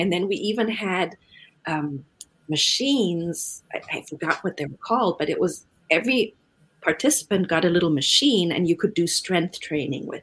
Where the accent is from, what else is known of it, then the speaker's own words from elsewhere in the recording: Germany; moved away; I'm originally from Germany